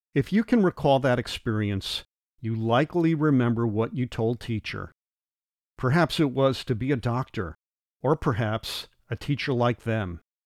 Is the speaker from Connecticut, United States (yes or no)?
yes; New Haven, Connecticut, United States; As a six-year-old growing up in New Haven, Connecticut